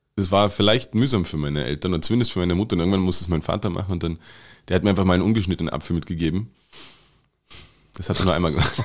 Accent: Germany; now in Austria; also in Deutschland, wo ich herkomme

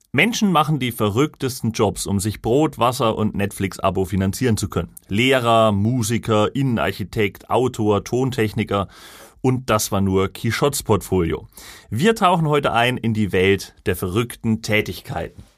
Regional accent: Lauscha, Thuringia, Germany; in meinem Heimatort Lauscha ist ja die Glasindustrie

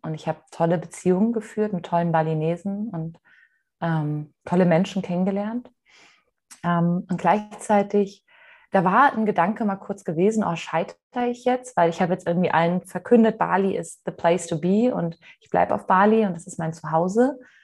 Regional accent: Mainz, Rhineland-Palatinate, Germany; ich komme aus Mainz ursprünglich

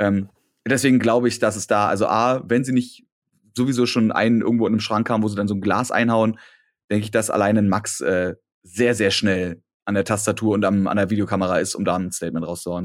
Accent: Berlin, Germany; ich bin dann in Hellersdorf, wo ich groß geworden bin

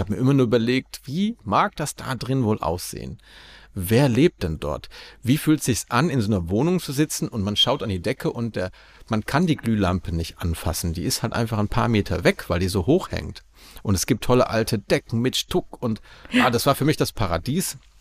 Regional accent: Aachen, North Rhine-Westphalia, Germany; moved away as an adult; now in Prague, Czech Republic; meine Heimat Aachen

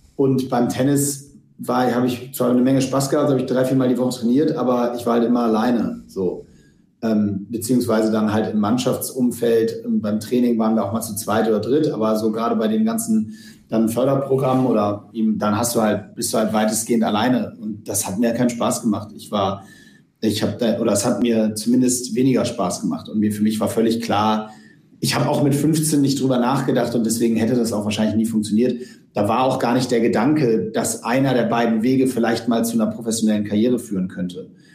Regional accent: Hamburg, Germany; wir sind zusammen aufgewachsen im UAC, im, im Uhlenhaus Hockey Club in Hamburg

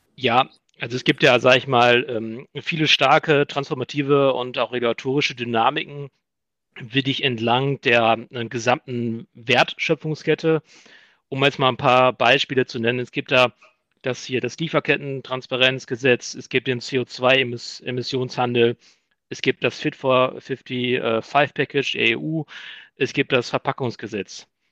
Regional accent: Iserlohn, North Rhine-Westphalia, Germany; now in Dortmund, Germany; Gebürtig komme ich aber aus Iserlohn

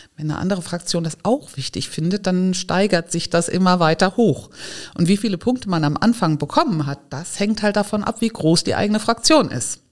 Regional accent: Giessen, Hesse, Germany; now in Neustadt an der Weinstraße, Germany; Ich bin geboren in Gießen in Hessen

